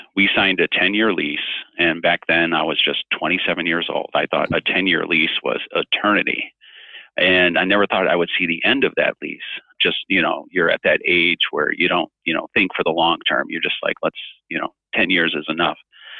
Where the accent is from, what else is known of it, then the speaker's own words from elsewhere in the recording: Chicago, Illinois, United States; also born or lived in East Coast; I'm a kind of a Chicago boy. I mean, I was born on the East Coast, and then my parents moved me all over the place. But by the time I was like in junior high, we settled in the Chicago area.